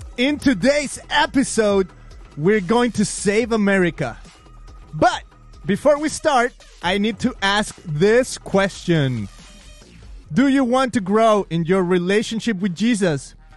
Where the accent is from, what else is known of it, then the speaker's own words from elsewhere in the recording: Mexico; moved away; I'm from Mexico. I'm I'm Mexican